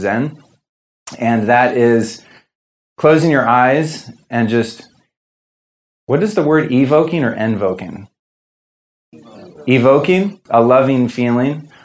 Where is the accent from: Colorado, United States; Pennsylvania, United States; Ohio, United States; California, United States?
California, United States; Northern; I'm from Northern California. I grew up in the 70s and there was a lot of drugs around. So my childhood was really fucked up.